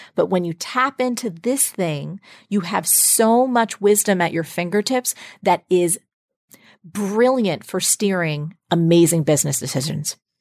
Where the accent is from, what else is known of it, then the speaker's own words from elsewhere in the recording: New Jersey, United States; I grew up in New Jersey